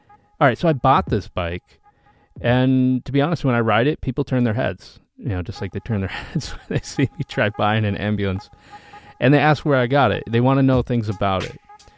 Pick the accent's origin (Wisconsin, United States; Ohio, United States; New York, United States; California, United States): Wisconsin, United States; also born or lived in Minnesota / Alaska / Washington; I was born in Minnesota. I was raised in Wisconsin and Alaska. I summered in Charleston and Atlanta, and I'm currently a Washington State resident that is moving back to Boston.